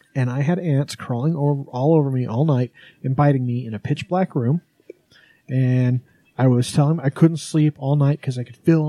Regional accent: Wyoming, United States; now in Utah, United States; I grew up in Wyoming.

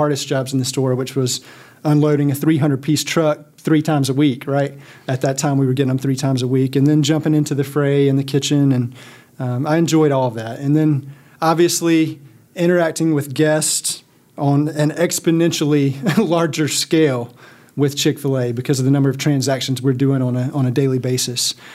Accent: South Carolina, United States; I'm from South Carolina, and we live in Columbia now.

